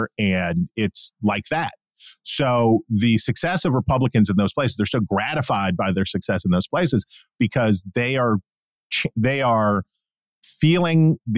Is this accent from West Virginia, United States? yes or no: yes; West Virginia, United States; my home state of West Virginia